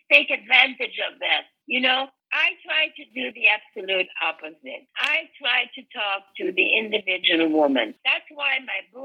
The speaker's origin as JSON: {"language": "English", "country": "Belgium", "tie": "born or raised there", "also_born_or_lived": "Europe / America", "moved": "as an adult", "lives_now": "United States", "said": "I was born in Belgium, and I was raised in Europe, and I only came to America when I was 22"}